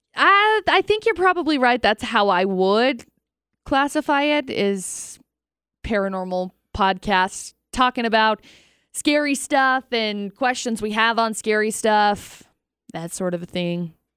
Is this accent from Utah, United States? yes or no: yes; Brigham City, Utah, United States; also born or lived in Tremonton, Utah; I grew up in Tremonton and Brigham City